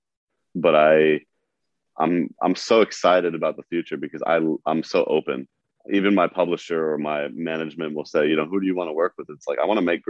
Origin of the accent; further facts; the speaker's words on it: New York, United States; being a New Yorker